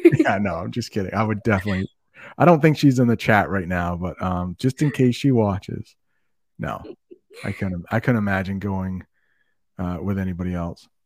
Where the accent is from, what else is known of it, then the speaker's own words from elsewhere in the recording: Maine, United States; accent: American; I grew up in Maine where it's really cold